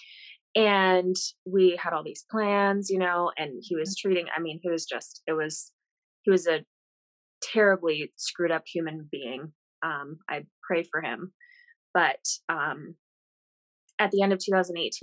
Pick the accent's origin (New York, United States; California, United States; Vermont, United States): Vermont, United States; moved away as an adult; also born or lived in Arizona; I grew up in Vermont